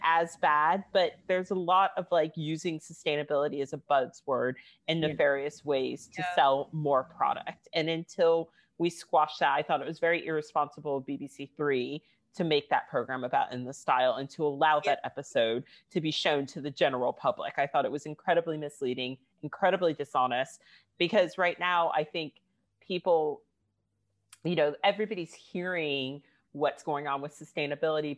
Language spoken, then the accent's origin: English; United States; now in United Kingdom; I'm from the States.